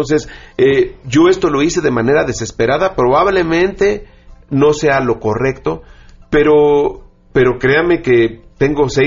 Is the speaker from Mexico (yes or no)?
yes; Mexico; seamos o no seamos indígenas, seamos o no seamos de Oaxaca, somos mexicanos